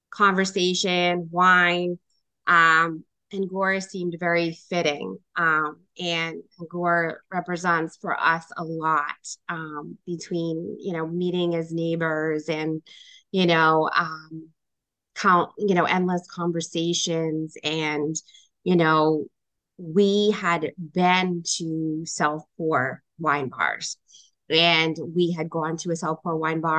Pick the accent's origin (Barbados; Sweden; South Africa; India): India; culturally for us Rafael being Puerto Rican and me being Indian right.